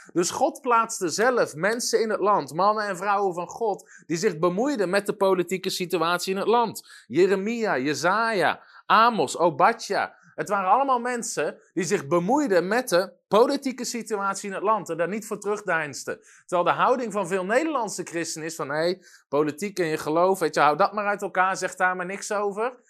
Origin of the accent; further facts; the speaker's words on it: Netherlands; als Nederlanders zijn we dat niet gewend